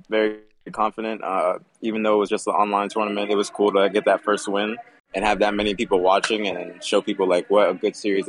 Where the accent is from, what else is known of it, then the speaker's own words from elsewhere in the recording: Clearwater, Florida, United States; moved away as an adult; now in Dallas, United States; I'm from Clearwater / Tampa, Florida.